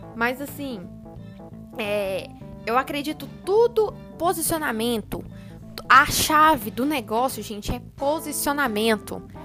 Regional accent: Uberlândia, Minas Gerais, Brazil; Sou de Uberlândia, Minas Gerais

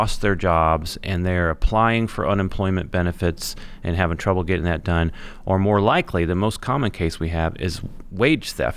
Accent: Indianapolis, Indiana, United States; I grew up here in Indianapolis, and I went to this law school.

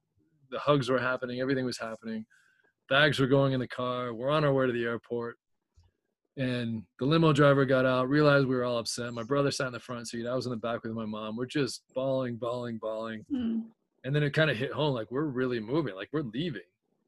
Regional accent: Chicago, Illinois, United States; also born or lived in Idaho; Chicago, I'd been there a while. That was kind of a lot of my first happened in Chicago because when we moved from Idaho, I was so young. I was a year and a half old.

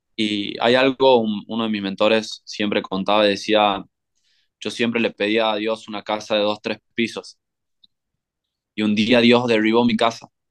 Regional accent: Tucumán, Argentina; moved away as an adult; also born or lived in Tulum, Mexico / San Cristóbal de las Casas, Mexico; yo soy de Tucumán, Argentina, en el norte de Argentina

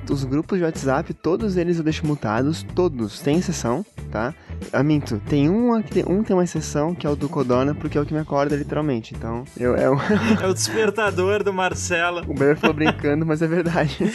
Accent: Curitiba, Paraná, Brazil; accent: Curitiba; eu queria recuperar o meu, o meu sotaque de Curitiba, cara, que eu adorava ele.

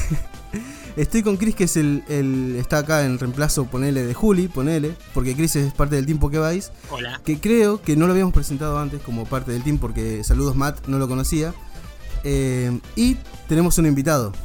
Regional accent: La Plata, Buenos Aires Province, Argentina; la ciudad de La Plata, que es la ciudad de las Diagonales, donde nosotros eh, nacimos y crecimos

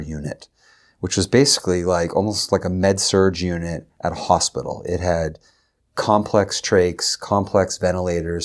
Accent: Derry, New Hampshire, United States; also born or lived in Concord, New Hampshire; I was from Derry.

